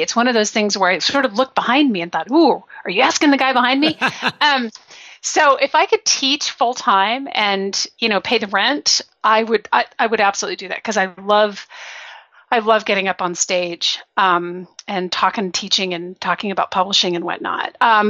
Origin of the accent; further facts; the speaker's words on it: Belgium; Well, I grew up in Belgium. I was there for 10 years.